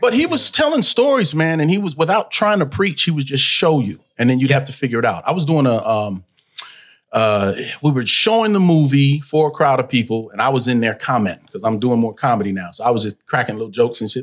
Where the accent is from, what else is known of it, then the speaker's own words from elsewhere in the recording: Los Angeles, California, United States; I was born in Pacoima, California which is in the valley